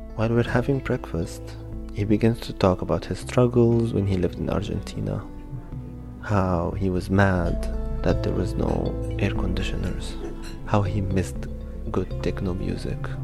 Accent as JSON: {"language": "English", "country": "Egypt", "moved": "as an adult", "lives_now": "Berlin, Germany", "said": "I'm from Egypt"}